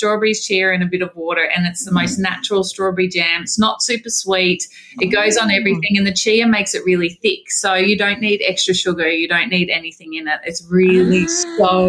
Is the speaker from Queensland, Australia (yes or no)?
yes; Wamuran, Queensland, Australia; I grew up in Wormuran in Queensland